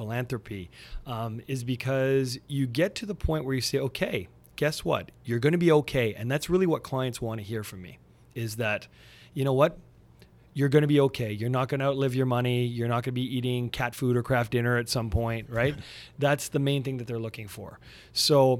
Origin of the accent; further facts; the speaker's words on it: Montreal, Quebec, Canada; now in Burlington, Canada; I'm originally from Montreal. So even though I live near Toronto now, in Burlington, still love my home squad.